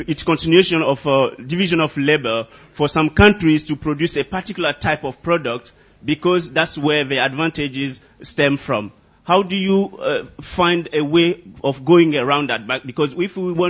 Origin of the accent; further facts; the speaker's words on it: Côte d’Ivoire; I'm from the Ivory Coast, formerly called the Ivory Coast, but now it's Côte d'Ivoire.